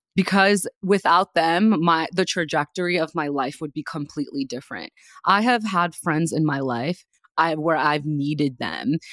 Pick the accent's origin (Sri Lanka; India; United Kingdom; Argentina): India; moved away; I was raised in India